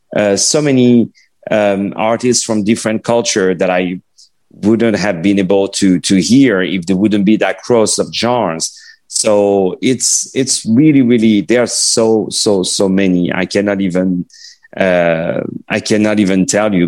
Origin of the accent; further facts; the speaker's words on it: Paris, Île-de-France, France; first language French; English is a second language; moved away; when I was in Paris and I grew up in Paris